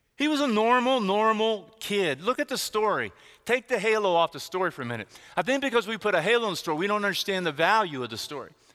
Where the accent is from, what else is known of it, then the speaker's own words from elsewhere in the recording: Texas, United States; where I grew up, where I grew up in Texas